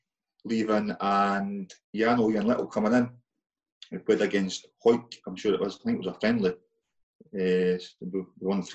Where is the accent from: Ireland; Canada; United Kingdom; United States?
United Kingdom; Penicuik, Scotland; growing up in Pennycook